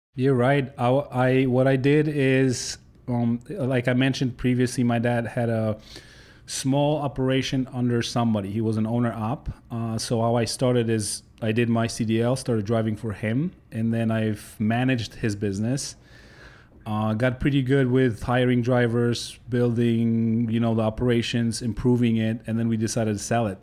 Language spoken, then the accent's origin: English; Poland; English is a second language; moved away as an adult; now in United States; I grew up in Poland, uh, up until I was nineteen